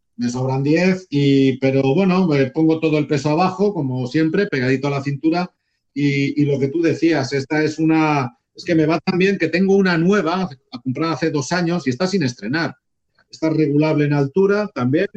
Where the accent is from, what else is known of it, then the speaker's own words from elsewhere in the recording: Fene, Galicia, Spain; de mi pueblo de aquí de Fene